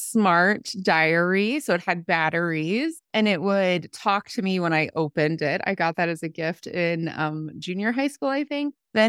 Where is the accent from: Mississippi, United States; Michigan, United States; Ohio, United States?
Ohio, United States; I grew up in Ohio. We moved a lot, and I graduated from an Appalachian county.